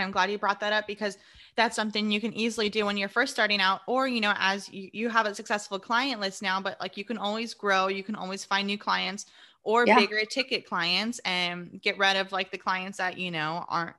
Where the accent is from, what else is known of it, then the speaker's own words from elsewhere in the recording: California, United States; moved away as an adult; now in Austin, United States; I'm from California.